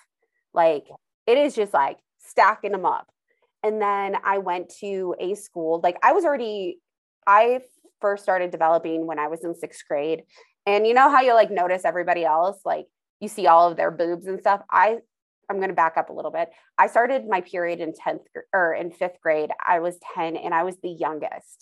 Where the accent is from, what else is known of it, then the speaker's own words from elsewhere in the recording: Idaho, United States; moved away; also born or lived in Indiana; I grew up in Idaho